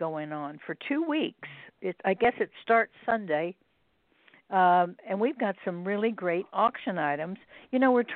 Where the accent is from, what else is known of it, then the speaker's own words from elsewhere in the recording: Houston, Texas, United States; moved away; I'm from Houston, Texas, originally